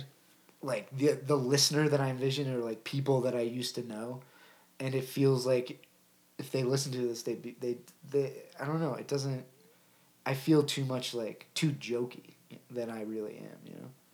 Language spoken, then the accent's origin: English; Ohio, United States; I was born in Ohio.